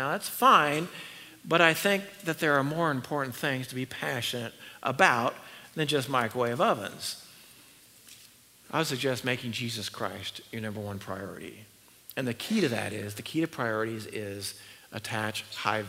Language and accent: English; Northern California, United States; I was raised in Northern California where there are redwood trees